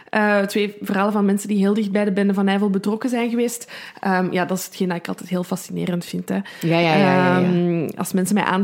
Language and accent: Dutch; Belgium; maar dat is dan weer ik als Belg, maar ik versta het gewoon